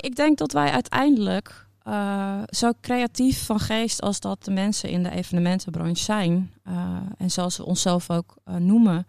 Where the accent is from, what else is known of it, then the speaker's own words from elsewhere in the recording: Netherlands; Wij gaan als Nederlanders